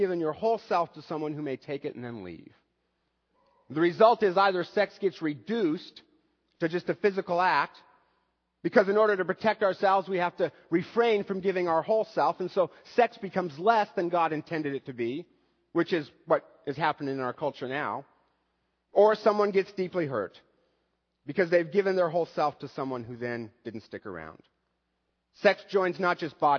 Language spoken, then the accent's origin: English; United States; as an American male